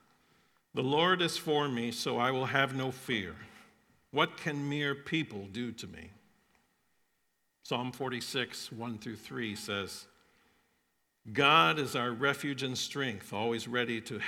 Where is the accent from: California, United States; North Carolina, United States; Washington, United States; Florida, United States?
Florida, United States; I grew up in Florida